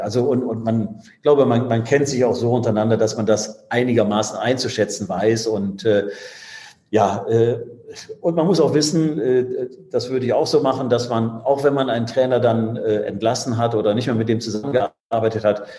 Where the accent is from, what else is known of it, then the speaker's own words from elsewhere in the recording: Düsseldorf, North Rhine-Westphalia, Germany; moved away; also born or lived in Bremen / France; Ich bin Düsseldorfer, das ist, äh, das ist meine Heimatstadt